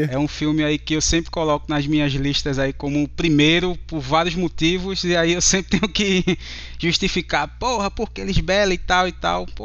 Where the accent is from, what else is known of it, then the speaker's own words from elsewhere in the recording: Recife, Pernambuco, Brazil; Sou aqui de Recife, Pernambuco.